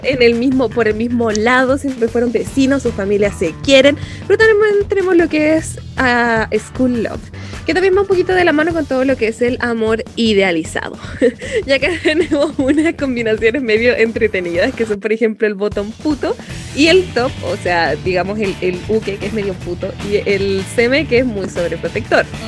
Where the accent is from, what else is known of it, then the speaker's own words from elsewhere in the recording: Chile; Nosotros como chilenos